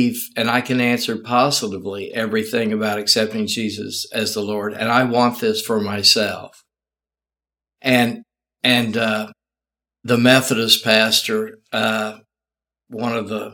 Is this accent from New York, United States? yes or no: no; Tulsa, Oklahoma, United States; I grew up in Tulsa, Oklahoma.